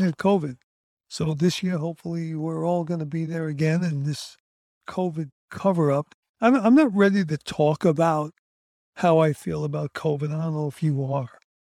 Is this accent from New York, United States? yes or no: yes; New York City, New York, United States; Growing up in the fifties in Brooklyn, New York, in Coney Island